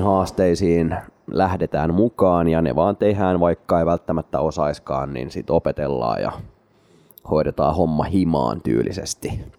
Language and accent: Finnish; Espoo, Uusimaa, Finland; minä ja Matti olemme espoolaisia keskiluokkaisia tylsiä ihmisiä